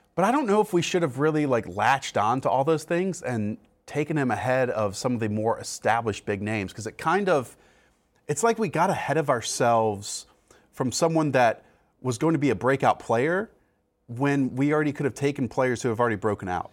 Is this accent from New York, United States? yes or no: no; North Carolina, United States; now in Connecticut, United States; I grew up in North Carolina